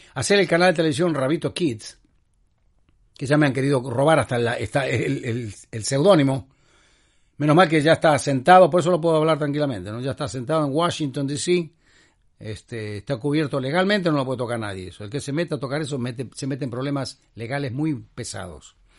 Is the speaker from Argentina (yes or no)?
yes; Argentina; soy argentino